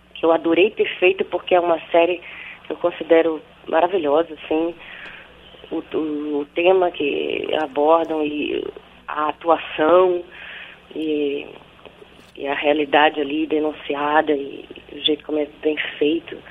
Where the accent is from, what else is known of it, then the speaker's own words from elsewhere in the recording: Bahia, Brazil; moved away as an adult; also born or lived in São Paulo; fui estudar teatro desde os onze anos, lá na Bahia, né? Eu sou da Bahia